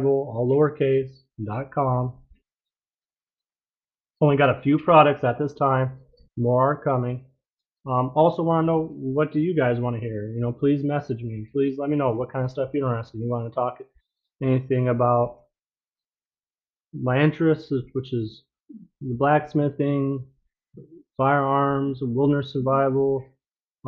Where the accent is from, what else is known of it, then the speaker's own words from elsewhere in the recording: Alaska, United States; I grew up in Alaska. I live in Alaska.